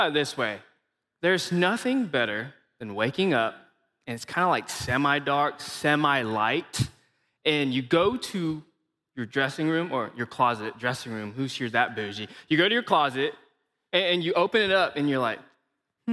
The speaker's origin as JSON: {"language": "English", "country": "Malaysia", "accent": "Malaysian", "moved": "yes", "lives_now": "Missouri, United States", "said": "I am from Malaysia."}